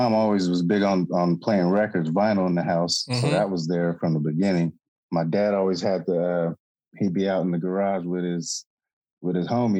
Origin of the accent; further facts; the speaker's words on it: Sacramento, California, United States; I grew up in Rosemont.